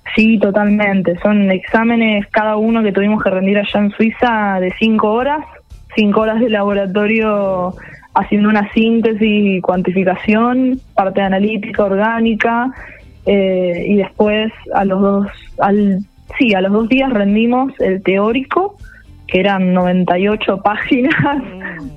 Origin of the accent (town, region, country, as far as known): Rosario, Santa Fe, Argentina